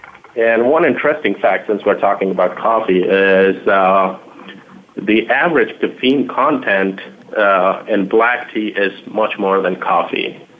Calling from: Chicago, Illinois, United States; I'm in Chicago right now

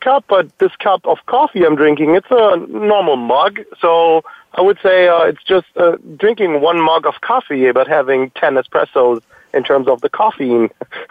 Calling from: Würzburg, Bavaria, Germany; I'm calling in from Würzburg, Germany, actually from the Itissimo headquarters.

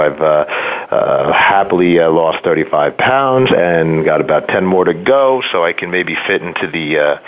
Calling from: Philadelphia, Pennsylvania, United States; So I am calling from Philly. Yo, Philly. Well, for those that don't know it, Philadelphia, to be a little more concise.

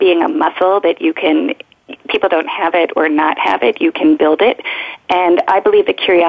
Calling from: Philadelphia, Pennsylvania, United States; I am calling from the beautiful city of Philadelphia, Pennsylvania.

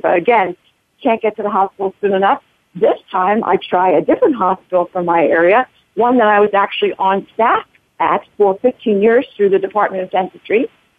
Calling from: Bethlehem, Pennsylvania, United States; From Bethlehem, Pennsylvania.

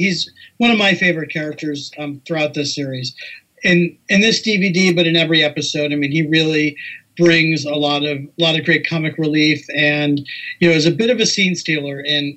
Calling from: Los Angeles, California, United States; I'm also in Los Angeles as well. So, we could have done this in person. I'm here in lovely, sunny Southern California.

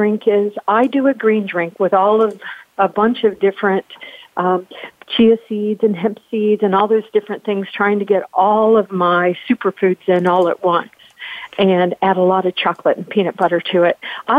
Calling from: Virginia, United States; Well, I am joining from Virginia. So I'm pretty close to you, North Carolina

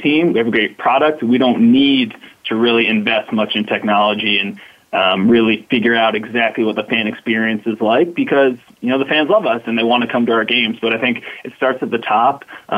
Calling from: Bronx, New York, United States; So I'm calling from the Bronx in New York, the home of the New York Yankees.

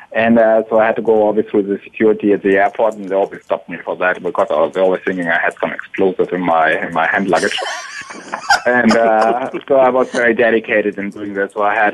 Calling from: Atlanta, Georgia, United States; I'm calling from Atlanta

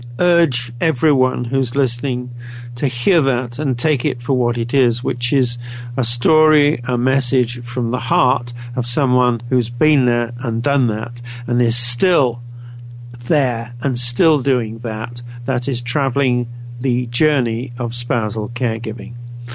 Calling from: Canada; I'm speaking from Canada, as I think you know

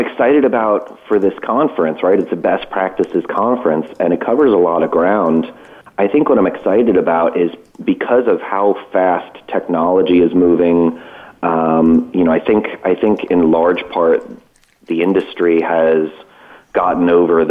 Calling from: Cranford, New Jersey, United States; So I'm calling today from Cranford, New Jersey. It's just outside of my office in Hoboken, which is just across from the river from New York, so maybe a half hour out of New York City.

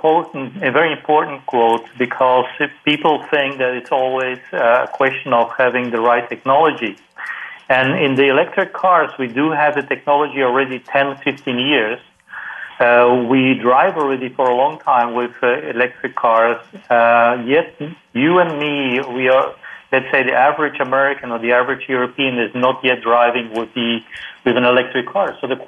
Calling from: Singapore; I'm calling from Singapore. It's almost midnight here.

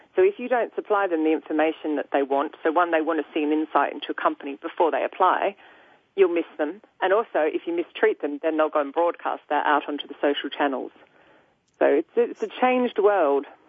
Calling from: London, United Kingdom; I'm also calling from London.

